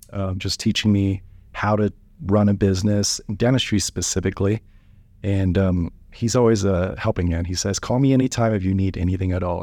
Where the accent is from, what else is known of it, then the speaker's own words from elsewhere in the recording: Wichita, Kansas, United States; I grew up in Wichita, Kansas